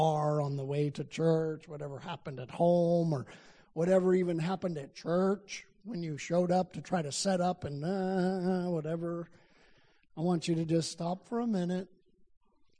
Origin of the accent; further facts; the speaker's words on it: Albuquerque, New Mexico, United States; I come from Albuquerque, New Mexico in the U.S.